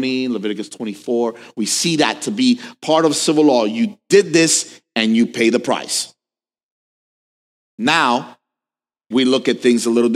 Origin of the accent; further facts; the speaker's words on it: New York, United States; I'm from New York